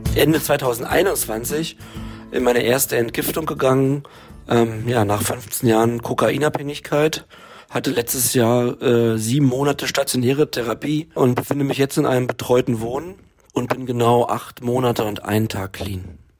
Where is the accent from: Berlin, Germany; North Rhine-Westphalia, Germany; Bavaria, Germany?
Berlin, Germany; ich bin ja in Berlin aufgewachsen